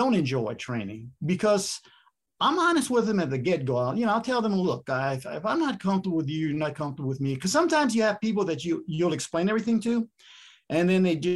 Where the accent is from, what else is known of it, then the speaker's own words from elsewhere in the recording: South Louisiana, United States; I'm from South Louisiana.